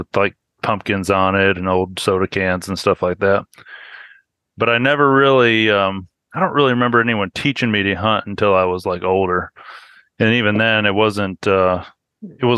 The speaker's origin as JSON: {"language": "English", "region": "central New York State", "country": "United States", "tie": "born or raised there", "moved": "as an adult", "said": "I was born up in New York State, up in the central part of the state where it's like cow country and just south of the Adirondacks. And I grew up and lived there pretty much until I turned 18."}